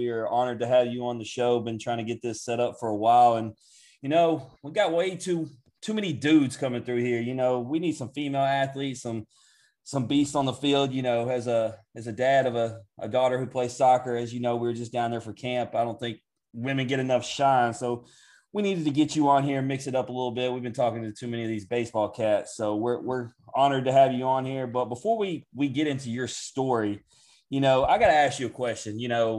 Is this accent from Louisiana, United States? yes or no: yes; Louisiana, United States; But, you know, growing up in Louisiana, obviously my family's from there. I'm there constantly.